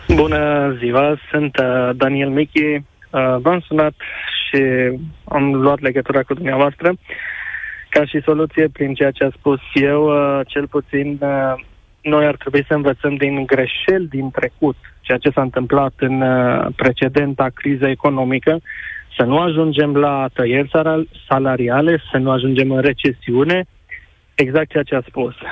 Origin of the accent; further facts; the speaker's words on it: Oradea, Bihor County, Romania; Eu sunt de la Oradia și sunt la 10 km de vamă